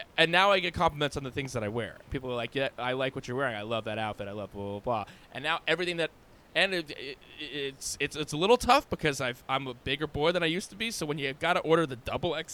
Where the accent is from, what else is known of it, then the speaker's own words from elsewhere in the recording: New York, United States; We're New York kids